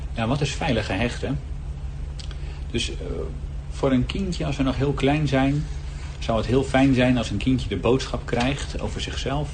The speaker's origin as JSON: {"language": "Dutch", "town": "Heerhugowaard", "region": "North Holland", "country": "Netherlands", "said": "Ik ben 36 jaar uit Herugewaard."}